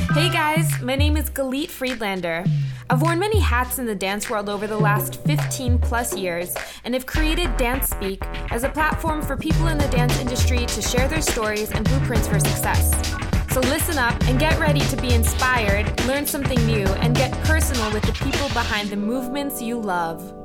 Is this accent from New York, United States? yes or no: yes; New York, United States; I grew up in New York